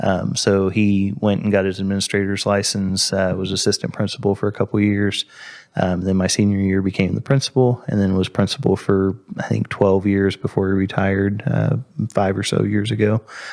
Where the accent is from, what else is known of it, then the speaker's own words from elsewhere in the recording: Crothersville, Indiana, United States; moved away as an adult; now in Columbus, United States; So I grew up down in Crothersville, which is 45 minutes south of Columbus or so. 65 and 31 both run through it, just like they do here. And so I grew up down there, went to Crothersville High School, graduated in 2007.